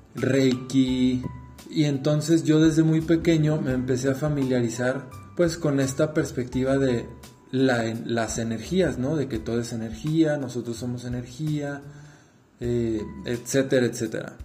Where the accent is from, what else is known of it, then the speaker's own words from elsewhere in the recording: Guadalajara, Jalisco, Mexico; soy de México, Guadalajara, Jalisco